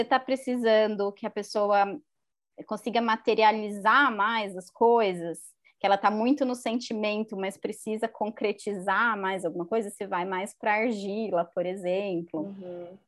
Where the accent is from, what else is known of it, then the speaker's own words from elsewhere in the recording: Campinas, São Paulo, Brazil; eu sou de Campinas